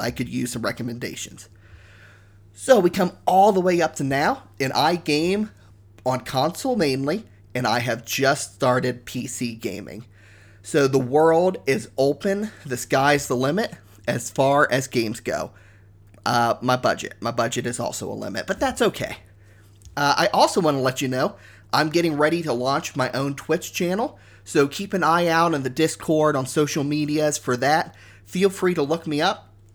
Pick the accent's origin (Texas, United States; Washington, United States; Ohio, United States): Ohio, United States; moved away as an adult; now in Canada; I grew up in Ohio. I moved to Canada about three and a half years ago